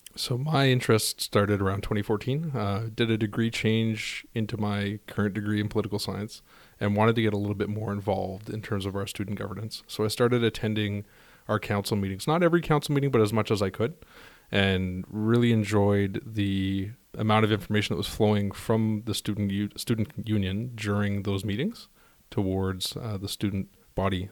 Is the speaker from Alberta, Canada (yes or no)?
no; Timmins, Ontario, Canada; now in Montreal, Canada; I'm originally from Timmins, Ontario. I'm currently in, uh, beautiful Montreal, Quebec.